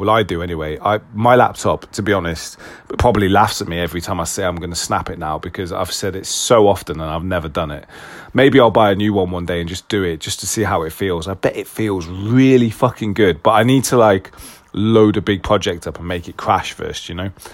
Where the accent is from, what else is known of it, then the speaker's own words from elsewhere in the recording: United Kingdom; being very British